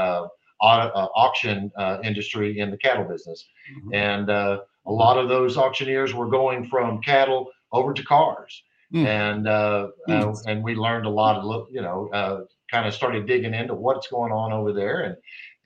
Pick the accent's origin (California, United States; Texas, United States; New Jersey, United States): Texas, United States; I'm from Texas